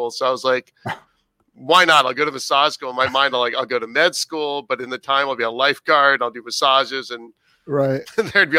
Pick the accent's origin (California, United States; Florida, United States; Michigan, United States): Florida, United States; Cocoa Beach; also born or lived in Fort Lauderdale, Florida / Boca Raton, Florida / Dallas, Texas; sixth grade on, I grew up in a place called Cape Canaveral, Cocoa Beach, yeah. Merritt Island, Florida area